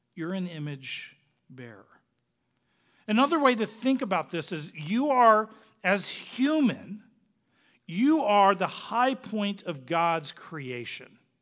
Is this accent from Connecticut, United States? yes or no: no; Phoenix, Arizona, United States; moved away; we're originally from Phoenix